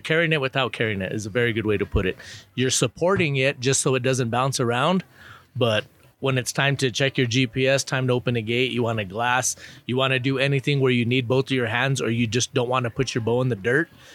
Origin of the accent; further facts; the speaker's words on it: Albuquerque, New Mexico, United States; I'm from Albuquerque, New Mexico.